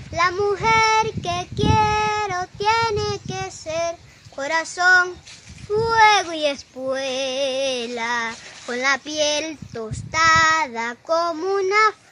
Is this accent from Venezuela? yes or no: yes; Venezuela; como venezolano y con apenas 8 años